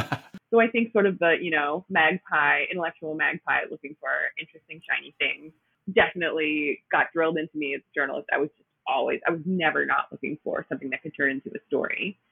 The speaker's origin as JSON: {"language": "English", "town": "Milwaukee", "region": "Wisconsin", "country": "United States", "tie": "born or raised there", "accent": "Midwest", "lives_now": "Brooklyn, United States", "said": "No, I'm actually from the Milwaukee area."}